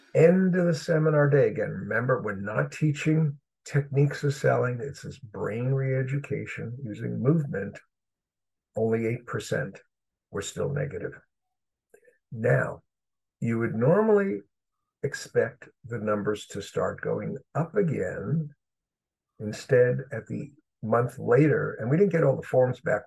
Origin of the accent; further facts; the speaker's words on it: New York City, New York, United States; moved away as an adult; also born or lived in Chicago, Illinois; I grew up in Brooklyn, New York